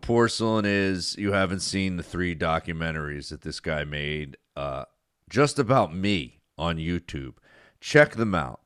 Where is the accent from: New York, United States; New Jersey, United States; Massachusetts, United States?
New Jersey, United States; I grew up in South Jersey